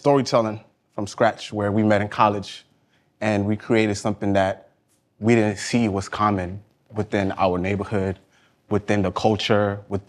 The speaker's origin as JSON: {"language": "English", "country": "Honduras", "tie": "born there", "said": "I was born in Honduras. I'm Garifuna, which are the Afro-Caribbean Arawak Indians."}